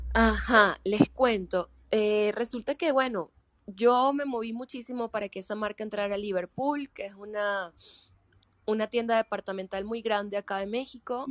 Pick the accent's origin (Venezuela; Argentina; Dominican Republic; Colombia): Venezuela; yo soy actriz venezolana